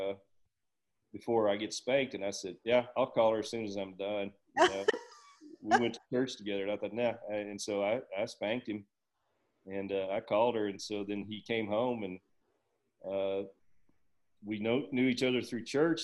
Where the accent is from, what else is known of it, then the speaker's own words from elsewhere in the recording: Houston, Texas, United States; moved away; I'm from Houston